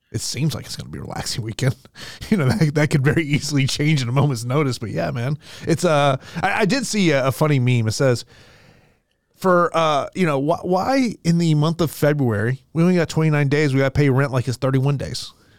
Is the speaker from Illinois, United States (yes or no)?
no; Florida, United States; here in my home state of Florida